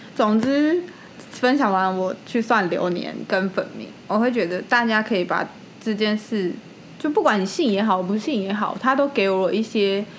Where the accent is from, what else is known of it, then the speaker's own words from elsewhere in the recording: Taipei, Taiwan; 因为身为一个台北人，就是住在那种小小的公寓里面